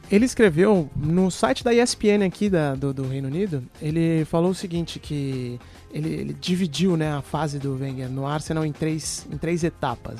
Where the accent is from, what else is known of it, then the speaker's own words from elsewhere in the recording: Brazil; accent: Brazilian; now in London, United Kingdom; Eu, com meu sotaque brasileiro